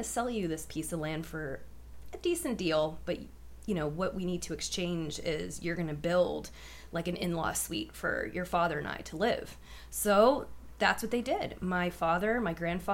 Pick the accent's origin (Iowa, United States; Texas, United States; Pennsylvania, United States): Pennsylvania, United States; Erie; I was born and raised in Erie, PA.